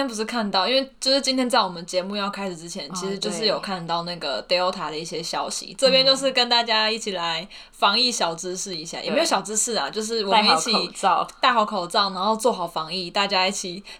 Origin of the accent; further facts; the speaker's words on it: Hsinchu, Taiwan; now in Pingtung, Taiwan; 我跟你说，我大一刚从，就我是新竹人嘛，嗯、然后从新竹来到屏东的时候